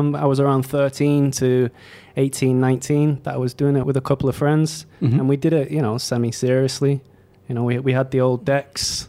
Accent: Leigh, North West England, United Kingdom; moved away as an adult; now in Bangkok, Thailand; I'm from Leigh, L-E-I-G-H, which is a small industrial town in Greater Manchester

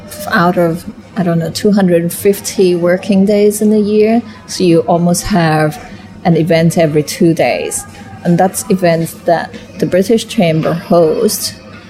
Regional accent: Thailand; my Thai is good because I'm Thai and I'm born here

